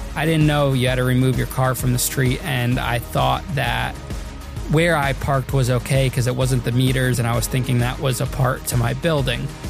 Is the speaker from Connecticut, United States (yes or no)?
yes; Danbury, Connecticut, United States; my hometown, Danbury, Connecticut